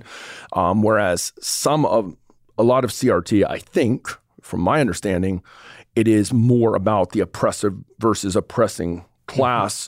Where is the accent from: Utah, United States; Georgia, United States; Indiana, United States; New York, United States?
Georgia, United States; North; moved away; also born or lived in Pensacola, Florida; I grew up in the dirty South. I grew up in North Georgia